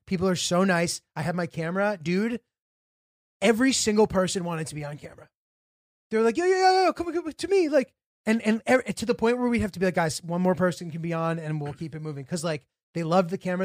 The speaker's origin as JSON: {"language": "English", "country": "United States"}